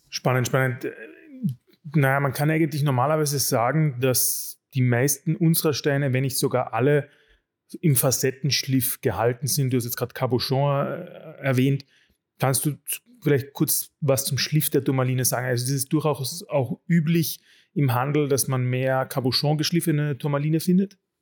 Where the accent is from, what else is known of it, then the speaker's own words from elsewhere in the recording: Carinthia, Austria; als Kärntner habe ich